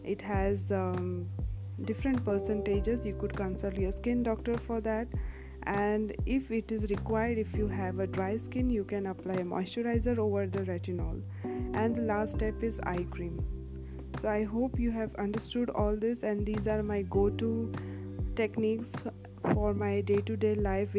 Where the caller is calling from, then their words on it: India; I'm speaking from India